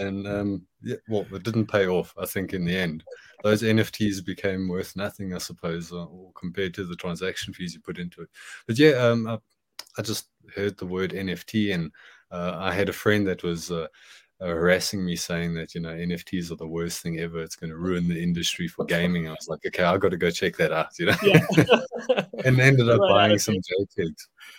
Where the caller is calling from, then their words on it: Johannesburg, Gauteng, South Africa; From Johannesburg, South Africa.